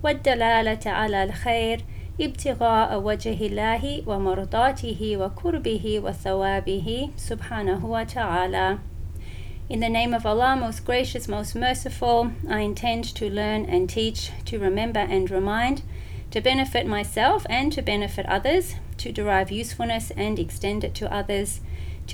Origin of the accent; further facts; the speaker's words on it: Melbourne, Victoria, Australia; also born or lived in Syria / Jordan / Yemen / Saudi Arabia; I'm from Melbourne, Australia